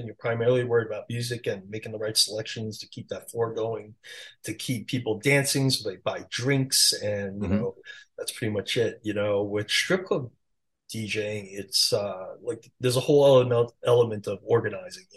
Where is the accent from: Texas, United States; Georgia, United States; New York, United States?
New York, United States; New York City; accent: New York; English is a second language; moved away as an adult; also born or lived in North Carolina / Las Vegas; I just grew up in Queens, just, you know, had this super strong accent